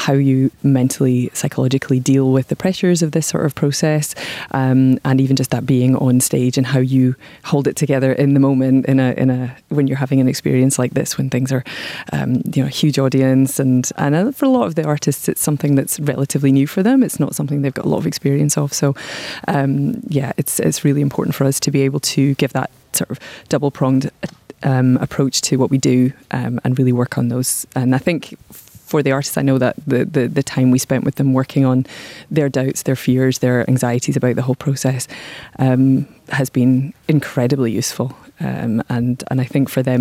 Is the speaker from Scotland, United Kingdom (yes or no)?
yes; Scotland, United Kingdom; now in Andorra; I'm Scottish